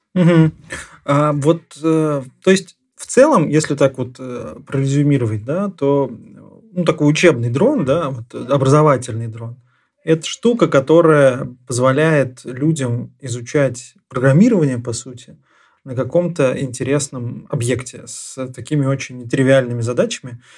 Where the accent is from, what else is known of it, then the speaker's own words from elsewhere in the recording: Nizhny Novgorod, Nizhny Novgorod Oblast, Russia; я как нижегородец